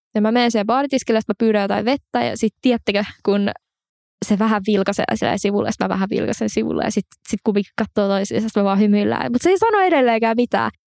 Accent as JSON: {"language": "Finnish", "town": "Espoo", "region": "Uusimaa", "country": "Finland", "moved": "yes", "said": "mä oon alun perin siis Espoosta ja mun mummi ja pappa asuu edelleen Espoossa"}